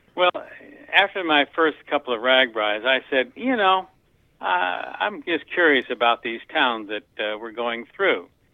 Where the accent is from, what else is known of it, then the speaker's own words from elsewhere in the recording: Hampton, Iowa, United States; moved away as an adult; also born or lived in Anamosa, Iowa; now in North Carolina, United States; I, I grew up in uh, Hampton, Iowa. I was born in Anamosa, which is one of the stops on this year's ride.